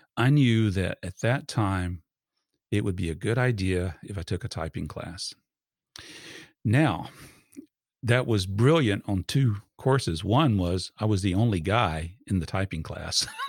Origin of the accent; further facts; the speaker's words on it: Georgia, United States; also born or lived in Fort Campbell, Kentucky; we moved here to Georgia, where he was originally from, and I've been in Georgia since I was about four years old.